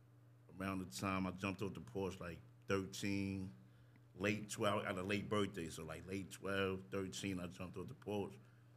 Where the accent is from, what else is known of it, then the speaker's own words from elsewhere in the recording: New Rochelle, New York, United States; I'm from Hartley.